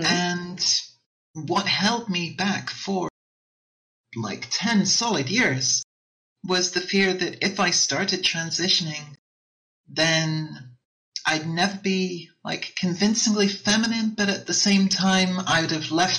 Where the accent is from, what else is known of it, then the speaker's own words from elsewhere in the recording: United Kingdom; I'm British.